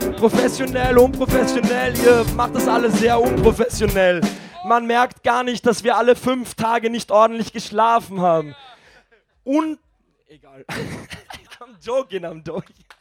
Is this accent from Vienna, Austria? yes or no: yes; Vienna, Austria; bei uns in Wien